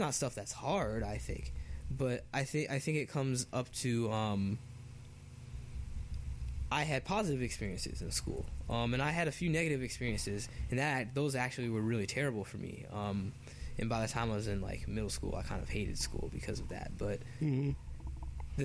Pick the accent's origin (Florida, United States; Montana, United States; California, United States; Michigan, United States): Florida, United States; Jacksonville; I grew up in Jacksonville, Florida, on the north side